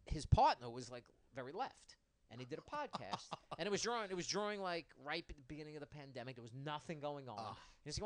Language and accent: English; Bethpage, New York, United States; I grew up in Bethpage.